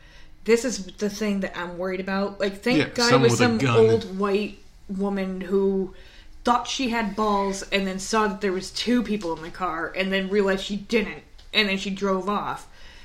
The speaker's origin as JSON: {"language": "English", "region": "New York", "country": "United States", "said": "I'm from New York. I don't have a New York accent."}